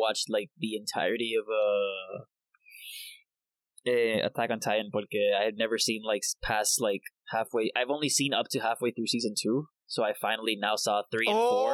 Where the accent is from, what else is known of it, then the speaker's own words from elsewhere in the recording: Puerto Rico; yo soy puertorriqueño